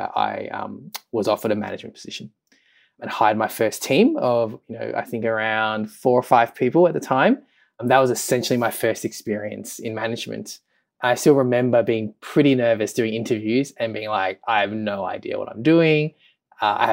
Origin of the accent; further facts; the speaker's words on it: Melbourne, Victoria, Australia; moved away as an adult; also born or lived in London; I'm from Melbourne.